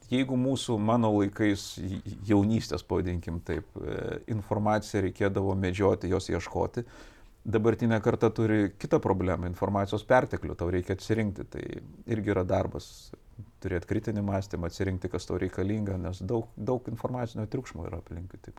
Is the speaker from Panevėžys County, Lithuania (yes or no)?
no; Vilnius, Vilnius County, Lithuania; also born or lived in Kaunas; Aš pats, aš techniškai net kaunietis, aš gimiau Kaune, paskui po kelių savaičių, man, nes jie mokėsi ir gyveno Vilniuje, per, persikėliau į Vilnių.